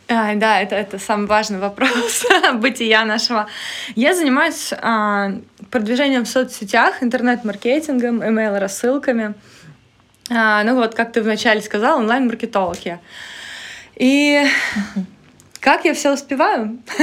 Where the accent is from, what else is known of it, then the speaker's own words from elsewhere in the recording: Taganrog, Rostov Oblast, Russia; now in Saint Petersburg, Russia; Сейчас я э, на исторической своей родине, да, в доме, в котором я родилась, выросла, в Таганроге, mm-hmm. на юге.